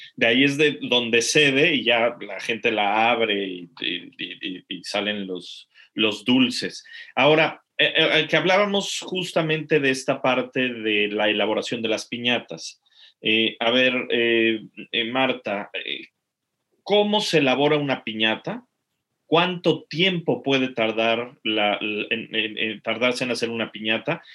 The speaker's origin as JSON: {"language": "Spanish", "country": "Mexico", "moved": "yes", "said": "los que somos mexicanos"}